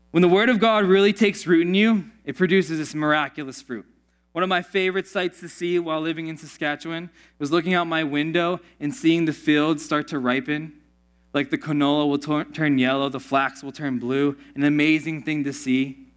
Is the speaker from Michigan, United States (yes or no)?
no; Pittsburgh, Pennsylvania, United States; Growing up in Pittsburgh, there's this town called Oakmont called Oakmont because of all the oak trees.